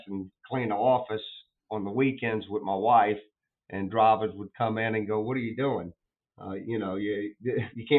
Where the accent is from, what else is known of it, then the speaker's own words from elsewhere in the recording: New Orleans, Louisiana, United States; New Orleans is my hometown